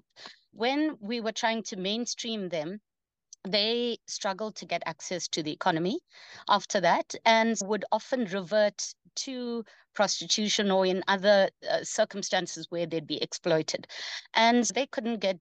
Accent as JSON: {"language": "English", "country": "South Africa", "tie": "born or raised there", "also_born_or_lived": "India", "said": "having grown up in a township in South Africa"}